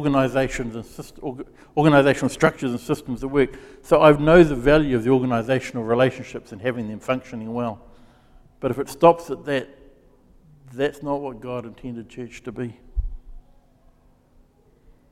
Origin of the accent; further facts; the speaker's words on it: Gisborne, New Zealand; moved away as an adult; also born or lived in Wellington; it was a small town that I grew up in, growing up in Gisborne